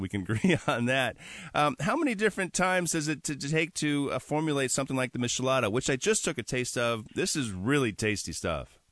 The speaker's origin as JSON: {"language": "English", "region": "Wisconsin", "country": "United States", "moved": "yes", "lives_now": "Seattle, United States", "said": "I'm from Wisconsin"}